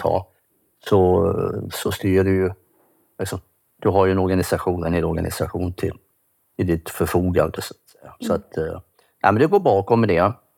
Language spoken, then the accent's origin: Swedish; Kalmar, Kalmar County, Sweden; Jag kommer från Kalmar. Jag bor i ett litet hus där tillsammans med min hustru.